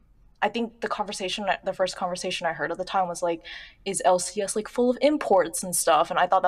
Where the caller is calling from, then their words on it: California, United States; I'm calling from Southern California.